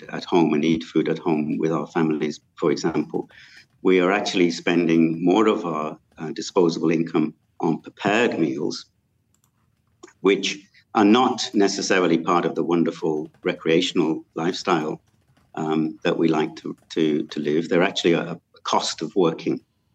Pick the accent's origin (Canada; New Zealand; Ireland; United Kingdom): United Kingdom; moved away as an adult; now in Malaysia; I come from the United Kingdom